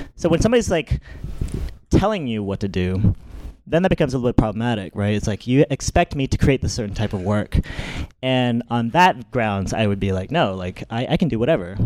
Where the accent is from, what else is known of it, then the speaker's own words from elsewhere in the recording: the Deep South, United States; now in New York, United States; I grew up in the South